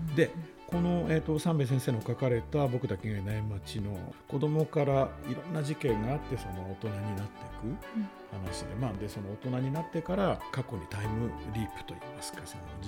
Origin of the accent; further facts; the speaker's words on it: Hachinohe, Aomori, Japan; 僕自身もその青森の出身で、まあ、あの八戸なんですけどね